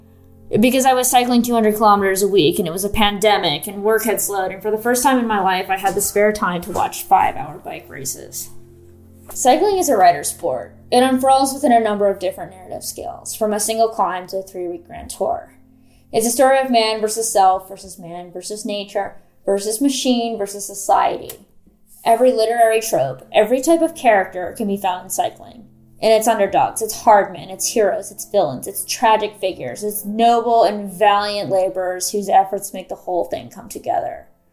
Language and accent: English; the South, United States; Being American and from the South, competitive cycling is simply not a thing there